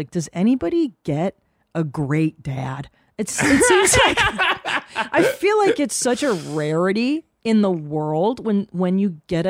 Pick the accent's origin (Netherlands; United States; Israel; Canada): Canada; Windsor, Ontario; I was born in Windsor, Ontario